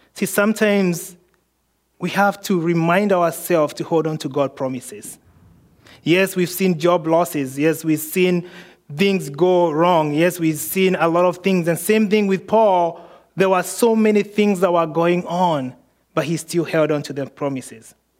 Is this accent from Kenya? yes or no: yes; Kenya; moved away; I was born in Kenya.